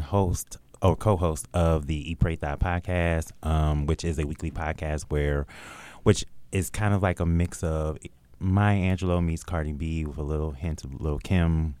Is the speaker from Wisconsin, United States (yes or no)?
yes; Milwaukee, Wisconsin, United States; also born or lived in Chicago / Green Bay, Wisconsin; I grew up in Milwaukee, Wisconsin slash Chicago in Green Bay, Wisconsin